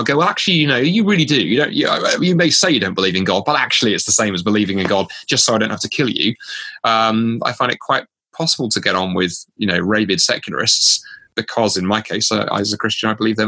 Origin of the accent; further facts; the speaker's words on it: United Kingdom; moved away as an adult; now in Canada; as a Brit moving to Canada in 2010